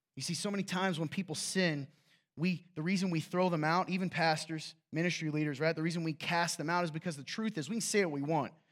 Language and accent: English; the South, United States; I'm from the South